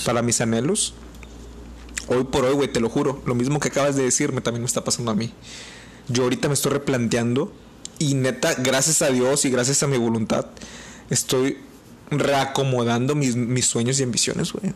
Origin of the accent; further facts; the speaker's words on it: Mexico; como mexicanos